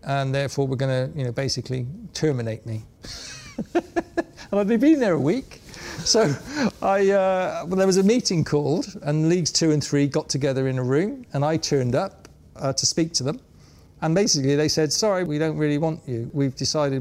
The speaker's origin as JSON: {"language": "English", "town": "Bristol", "region": "South West England", "country": "United Kingdom", "said": "I was from Bristol"}